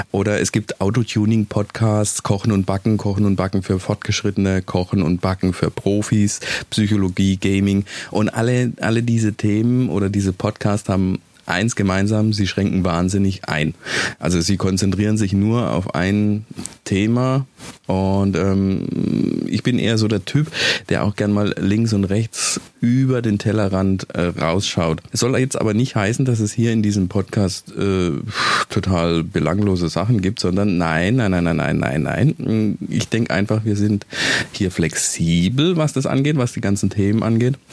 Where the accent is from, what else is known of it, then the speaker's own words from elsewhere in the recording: Baden-Württemberg, Germany; ich bin Badener und seit 15 Jahren wohne ich im Schwäbischen